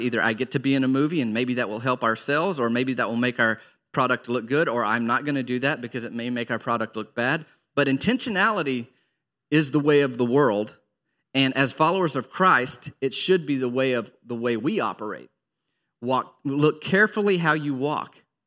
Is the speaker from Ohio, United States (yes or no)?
no; Arkansas, United States; growing up in Arkansas